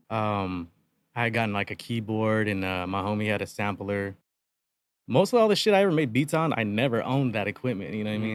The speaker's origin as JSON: {"language": "English", "town": "Yuma", "region": "Arizona", "country": "United States", "tie": "born or raised there", "said": "born and raised, born and raised in Yuma since day one"}